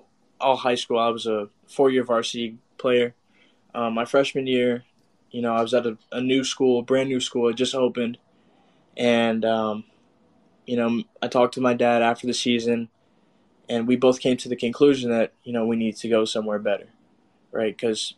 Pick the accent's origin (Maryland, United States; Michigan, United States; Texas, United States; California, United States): Texas, United States; San Antonio; also born or lived in Austin, Texas; I grew up in San Antonio, so my freshman year I went to Harlan High School. Sophomore year, I moved to Austin, Texas, and I went to Aikens High School for my sophomore and junior year